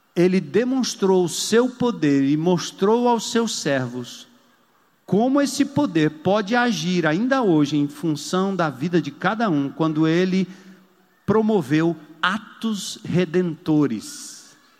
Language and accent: Portuguese; São Paulo, Brazil; eu sou paulista